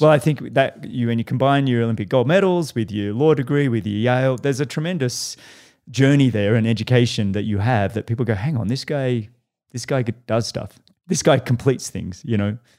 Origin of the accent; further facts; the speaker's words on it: Australia; now in Boulder, United States; I'm an Australian kid that loved triathlon